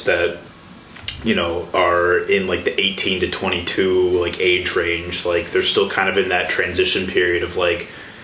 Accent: Chicago, Illinois, United States; moved away as an adult; now in Milwaukee, United States; I'm originally from Chicago, actually, okay. South suburbs of Chicago

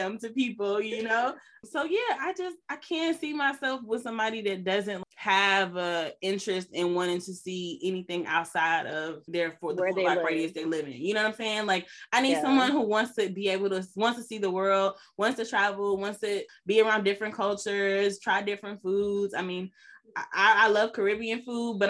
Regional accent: United States; also born or lived in New York; now in Los Angeles, United States; I was born in America

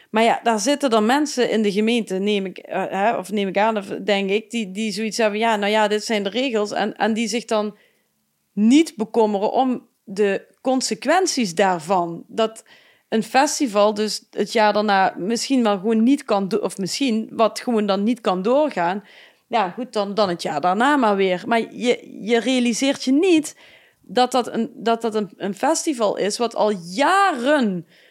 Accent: Geleen, Limburg, Netherlands; ik kom uit Geleen.

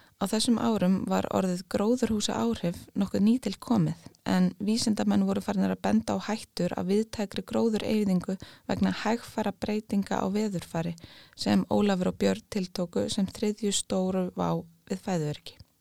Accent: Iceland; við erum eiland á norður hjara veraldar

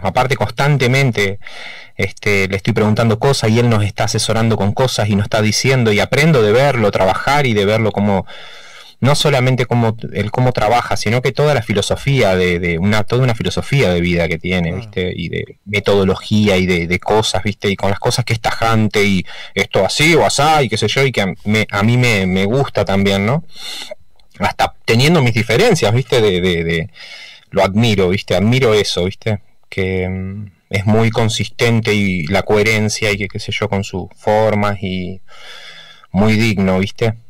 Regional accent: Santa Fe, Argentina; moved away as an adult; now in Buenos Aires, Argentina; somos los cuatro de Santa Fe

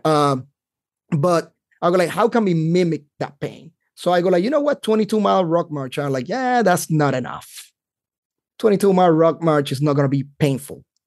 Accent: Carolina, Puerto Rico; moved away as an adult; now in North Carolina, United States; I grew up in Puerto Rico, uh, that's where I lived all my life until I joined the Army.

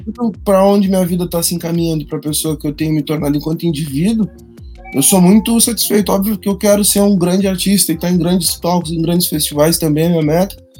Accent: Rio Grande do Sul, Brazil; moved away; Eu sou do Rio Grande do Sul

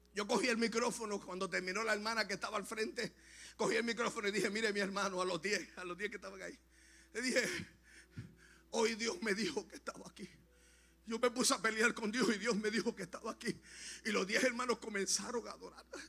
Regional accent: Lajas, Puerto Rico; moved away as an adult; also born or lived in Aguadilla, Puerto Rico; yo soy natural de Laja, mi esposa es de Ponce.

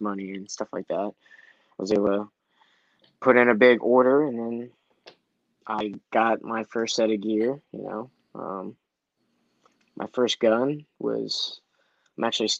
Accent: Baltimore County, Maryland, United States; I'm from Baltimore. My parents are from Korea. I'm not from Baltimore City. I'm actually like 20 minutes east of Baltimore, so I live in the county

